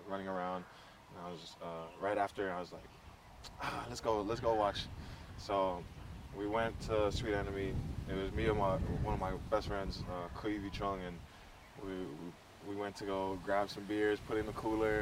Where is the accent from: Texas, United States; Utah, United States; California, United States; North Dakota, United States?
California, United States; Inglewood; moved away as an adult; also born or lived in Samoa / Hawaii; I'm born and raised in Inglewood, California.